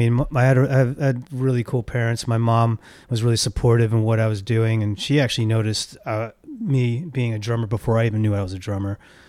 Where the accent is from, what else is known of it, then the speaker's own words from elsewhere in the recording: New York City, New York, United States; now in Los Angeles, United States; I was born in New York.